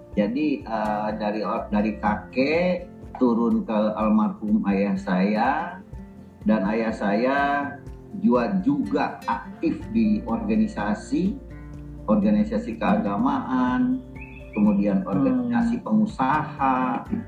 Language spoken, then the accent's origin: Indonesian; Banjarmasin, South Kalimantan, Indonesia; saya kan lahir di Banjarmasin besar di Banjarmasin